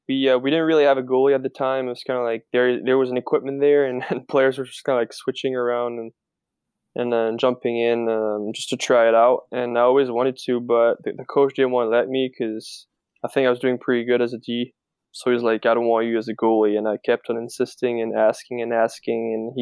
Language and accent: English; France; Sport in France isn't related to like school usually, so you don't play for your school even when you're a kid, so it's all clubs.